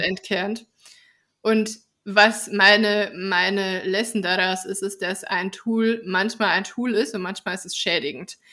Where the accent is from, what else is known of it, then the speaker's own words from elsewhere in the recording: Bavarian Forest, Germany; ich bin ja im Bayerischen Wald aufgewachsen